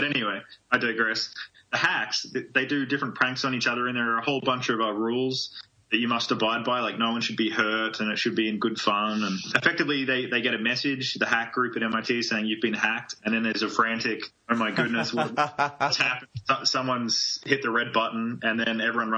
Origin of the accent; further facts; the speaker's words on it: Australia; now in United States; I'm a transplant, like I'm originally from Australia